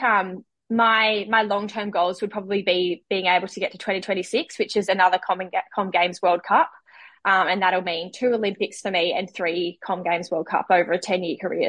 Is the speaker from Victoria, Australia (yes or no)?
no; Glenmorgan, Queensland, Australia; born or raised there; moved away as an adult; also born or lived in Northern Territory